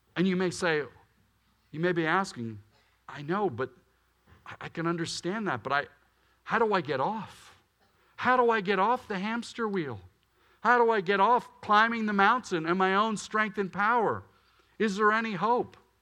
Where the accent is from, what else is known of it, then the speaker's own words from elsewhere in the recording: Willow Grove, Pennsylvania, United States; I grew up in Willow Grove, Pennsylvania